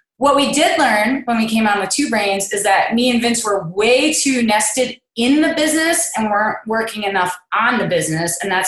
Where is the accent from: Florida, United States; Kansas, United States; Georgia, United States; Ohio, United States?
Kansas, United States; Kansas City; I'm from Kansas City, Kansas, not to be confused with Kansas City, Missouri.